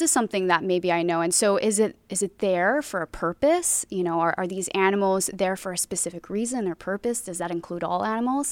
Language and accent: English; Hawaii, United States; moved away as an adult; now in Southern California, United States; Born and raised in Hawaii, came out here for college